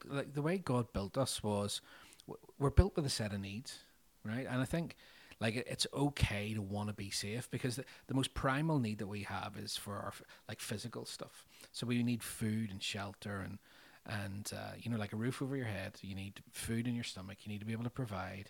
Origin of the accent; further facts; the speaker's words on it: Northern Ireland, United Kingdom; growing up in Northern Ireland over 30 years, we did experience different levels of danger